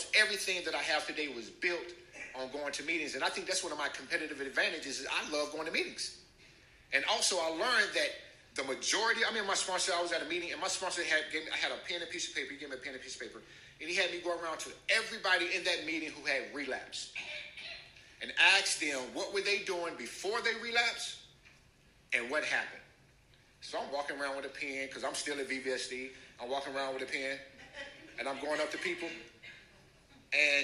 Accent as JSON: {"language": "English", "region": "North Carolina", "country": "United States", "tie": "born or raised there", "said": "I'm from North Carolina, so I was raised in the church"}